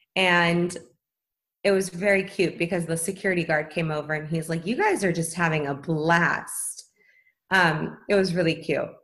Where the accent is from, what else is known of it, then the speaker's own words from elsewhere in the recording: Los Angeles, California, United States; I was actually born and raised in Tarzana